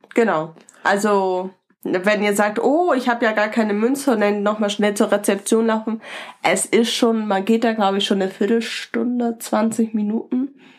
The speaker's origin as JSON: {"language": "German", "region": "Northern Germany", "country": "Germany", "said": "wir sind als Norddeutsche ja auch einmal, äh, auch immer noch mal ein bisschen anders"}